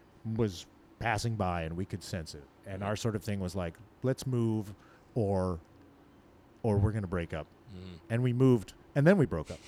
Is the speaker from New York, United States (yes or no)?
no; Portland, Oregon, United States; I wouldn't have felt a kinship with them just because we're both from Portland.